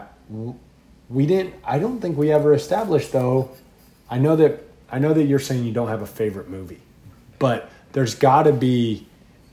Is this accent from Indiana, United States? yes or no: yes; Indiana, United States; moved away; I grew up in Indiana